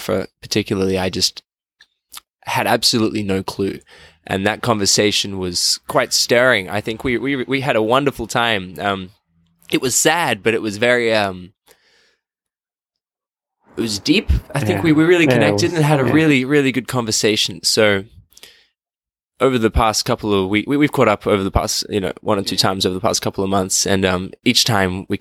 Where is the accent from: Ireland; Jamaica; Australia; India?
Australia; I'm from Australia